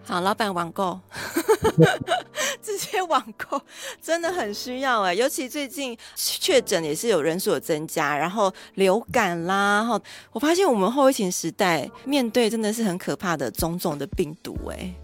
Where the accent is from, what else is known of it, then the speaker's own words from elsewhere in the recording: Taiwan; 宜兰我们礁溪这边